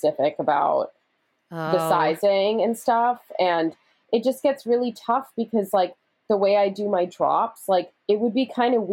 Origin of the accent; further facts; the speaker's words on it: Canada; growing up in Canada